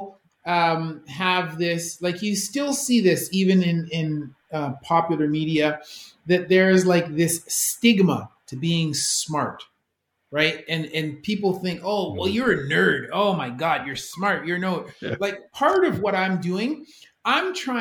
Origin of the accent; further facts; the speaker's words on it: Canada; I'm a Canadian